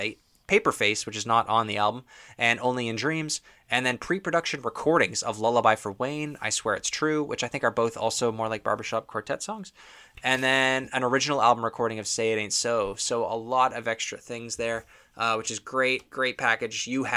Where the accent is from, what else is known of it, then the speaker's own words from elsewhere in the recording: Toronto, Ontario, Canada; I'm not from Los Angeles, California, which is where they're from. So I guess it makes a lot more sense if you live out there. But If you're from Toronto, a surfing song just doesn't quite resonate the same way.